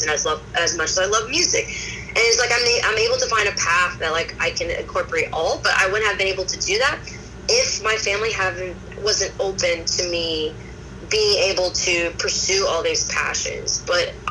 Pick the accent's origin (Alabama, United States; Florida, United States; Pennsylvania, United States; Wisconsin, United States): Pennsylvania, United States; Abington; I was born in Abington, Pennsylvania.